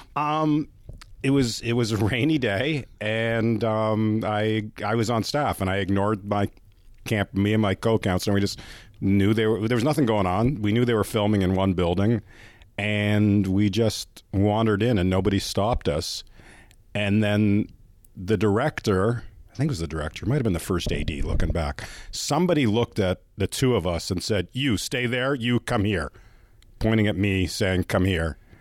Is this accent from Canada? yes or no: yes; Canada; yes, I am Canadian